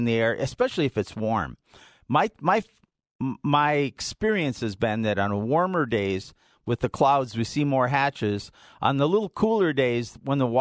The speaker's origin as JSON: {"language": "English", "town": "Hibbing", "region": "Minnesota", "country": "United States", "tie": "born or raised there", "moved": "yes", "lives_now": "Colorado, United States", "said": "My hometown of Hibbing"}